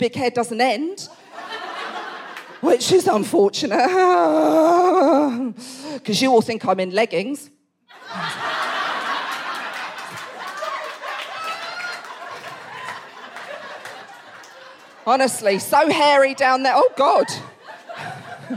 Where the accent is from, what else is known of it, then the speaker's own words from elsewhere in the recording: Essex, East of England, United Kingdom; I'm born and raised in Essex, as you can tell by the old accent